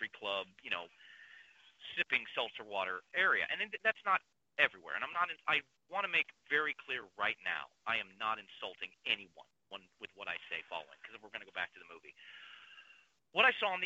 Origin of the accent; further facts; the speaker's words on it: Kansas City, Missouri, United States; I was born and raised in Northeast Kansas City